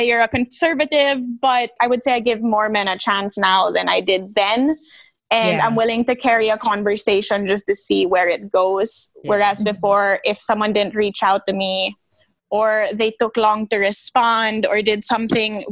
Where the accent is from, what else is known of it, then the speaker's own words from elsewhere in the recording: Manila, Metro Manila, Philippines; moved away as an adult; also born or lived in Italy; now in Washington, D.C., United States; growing up in Manila